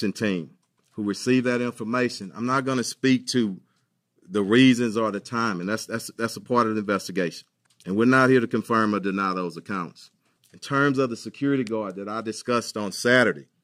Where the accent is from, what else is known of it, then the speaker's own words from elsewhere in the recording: Houston, Texas, United States; I was born and raised in here in Houston.